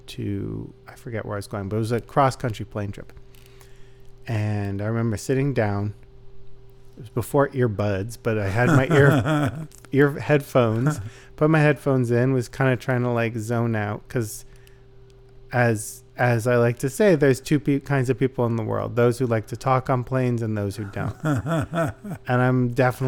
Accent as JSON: {"language": "English", "country": "United States", "said": "my sort of sense of myself as, you know, an American, and also particularly as an American Jew"}